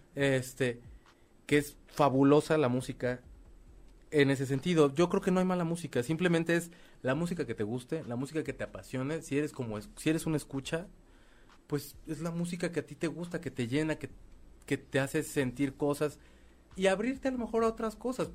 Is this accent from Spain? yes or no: no; Mexico; como mexicanos o como latinos